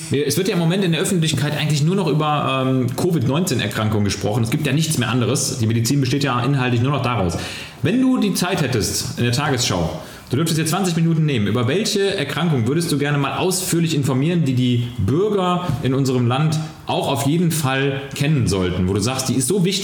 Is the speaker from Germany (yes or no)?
yes; Mönchengladbach, North Rhine-Westphalia, Germany; Ich habe wirklich einen Großteil meiner Jugend in den Ferien, also wirklich in den Ferien konzentriert auf dem Abi, so nannte der sich damals